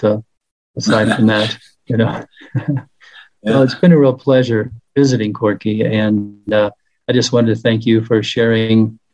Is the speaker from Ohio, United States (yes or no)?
no; Kansas, United States; now in Conifer, United States; I grew up in Kansas